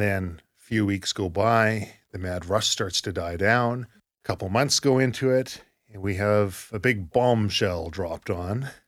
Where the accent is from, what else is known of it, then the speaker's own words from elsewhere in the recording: Surrey, British Columbia, Canada; I grew up in Surrey